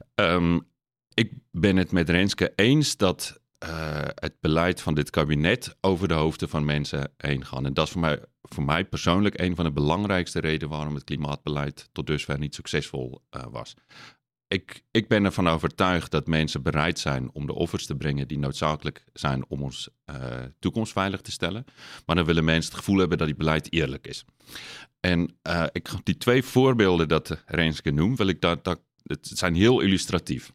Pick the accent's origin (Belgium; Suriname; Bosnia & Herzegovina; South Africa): South Africa; accent: lichte accent; Dutch is a second language; now in Netherlands; ik ben geboren in Zuid-Afrika. Ik ben opgegroeid op een natuurreservaat